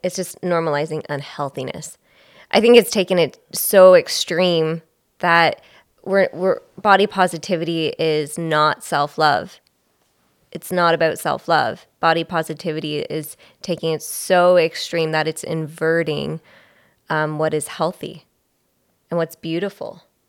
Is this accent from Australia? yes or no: no; Belleville, Ontario, Canada; I'm from Belleville